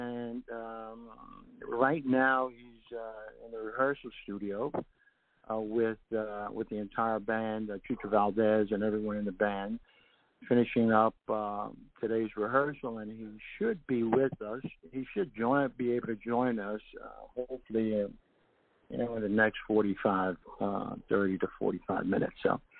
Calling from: Puerto Rico; I'm here calling from Puerto Rico

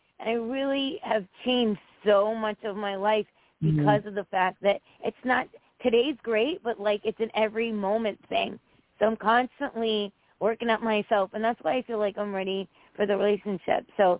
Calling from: Connecticut, United States

